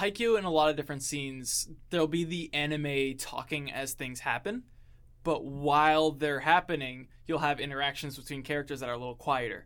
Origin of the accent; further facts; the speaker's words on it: Southwest Florida, United States; Growing up in Southwest Florida